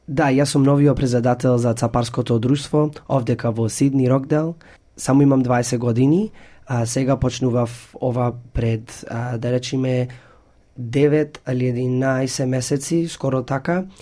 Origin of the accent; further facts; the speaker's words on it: Australia; јас сум првиот презедател што сум роден овдека во Австралија и што се како чувствувам како австралијанец, оти сум тува роден